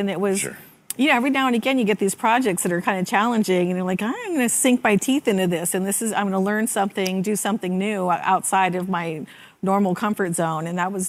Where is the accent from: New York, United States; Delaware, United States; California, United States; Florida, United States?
California, United States; Bay Area; I grew up in the Bay Area, went to a day on the greens in high school.